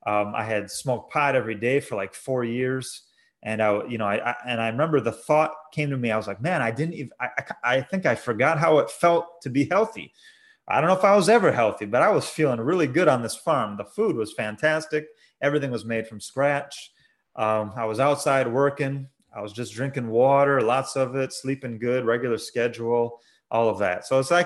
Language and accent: English; La Crosse, Wisconsin, United States; Originally, I was raised in La Crosse, Wisconsin, Roman Catholic. I went through 12 years of Catholic education.